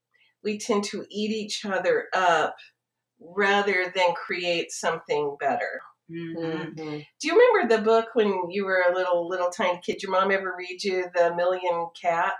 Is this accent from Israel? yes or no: no; United States; we're an American competitive culture